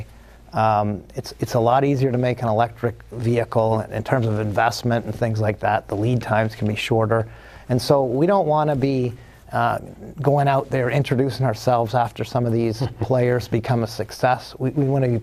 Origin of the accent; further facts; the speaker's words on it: Toronto, Ontario, Canada; moved away; I actually grew up in Toronto, so I'm from Canada originally.